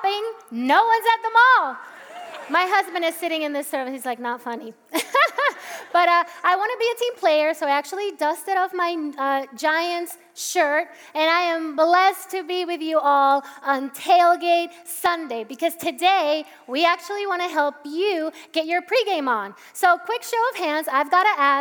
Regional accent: Puerto Rico; English is a second language; now in Parsippany, United States; I'm Puerto Rican, so I grew up in Puerto Rico, and I went to an immersion school. I was taught by American missionaries. That's how I learned English.

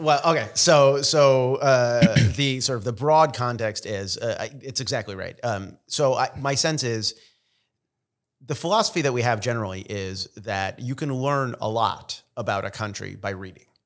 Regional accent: Israel; first language Russian; English is a second language; now in United States; I was born in Israel, uh, we sort of, we have all the Middle Eastern connections, we have the Russian connections, I s, native Russian speaker.

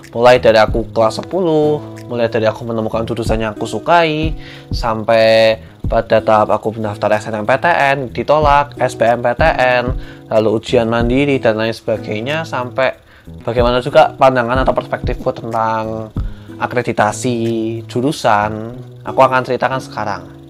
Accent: Yogyakarta, Special Region of Yogyakarta, Indonesia; born there; karena aku juga dulu lahir di Jogja gitu kan terus aku juga udah lumayan akrab sama Jawa Tengah

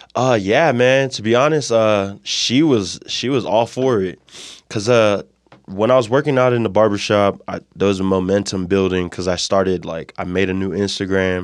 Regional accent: Moreno Valley, California, United States; born or raised there; moved away as an adult; also born or lived in Provo, Utah; now in Utah, United States

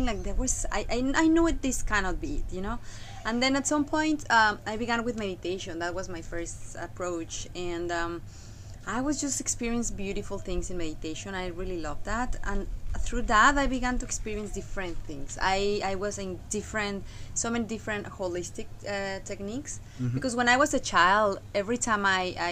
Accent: Mexico; moved away; I come from Mexico.

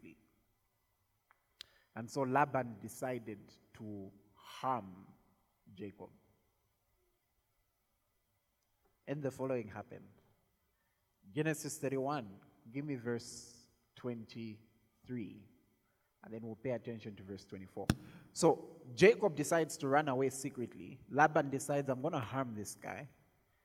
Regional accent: Zambia

